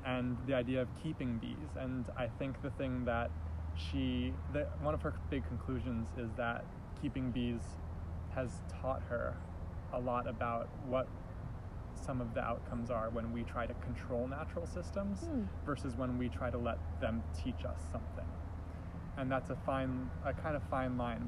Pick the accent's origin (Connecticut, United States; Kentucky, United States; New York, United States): Connecticut, United States; New Haven; also born or lived in Baltimore, Maryland / Eastern Shore, Maryland / Maine; when I was 10, my family moved to New Haven, where I've been living ever since